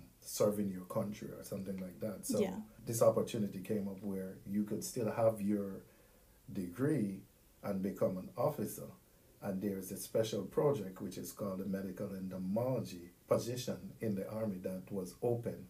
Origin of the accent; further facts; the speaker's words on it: Jamaica; moved away as an adult; also born or lived in Missouri / Florida; now in United States; growing up in Jamaica from when I was younger, I went to the farm with my grandfather. I grew up with my grandparents back home